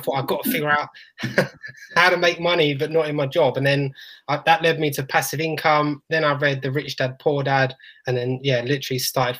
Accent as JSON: {"language": "English", "region": "London", "country": "United Kingdom", "said": "Also, I'm the one from South London and, yeah, from a trade."}